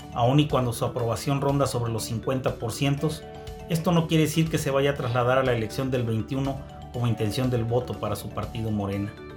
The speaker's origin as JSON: {"language": "Spanish", "region": "Querétaro", "country": "Mexico", "said": "las y los queretanos nos cuidamos"}